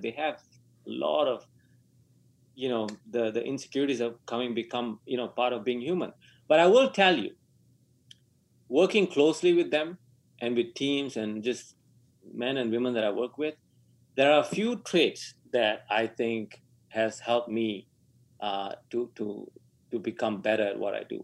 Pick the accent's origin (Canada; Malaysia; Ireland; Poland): Malaysia; moved away; I was born in Malaysia